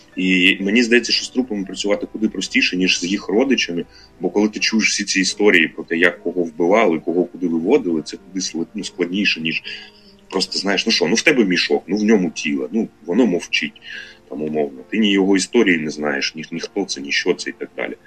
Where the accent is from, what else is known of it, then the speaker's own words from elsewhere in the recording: Luhansk Oblast, Ukraine; moved away as an adult; в мене Луганська прописка